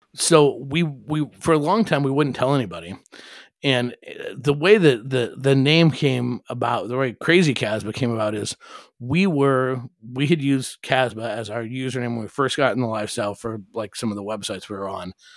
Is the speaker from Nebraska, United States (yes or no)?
yes; Omaha, Nebraska, United States; I grew up in Omaha